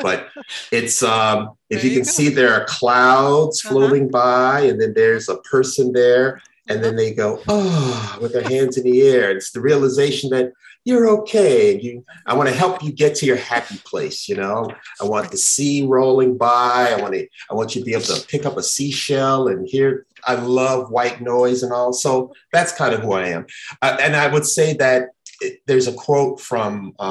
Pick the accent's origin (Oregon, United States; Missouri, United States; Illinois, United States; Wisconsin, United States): Illinois, United States; Chicago; also born or lived in Memphis, Tennessee; It's the roots that I come from in Memphis, Tennessee, though I was born and raised in Chicago.